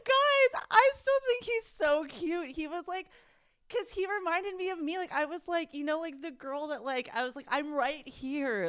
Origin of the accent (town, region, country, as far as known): United States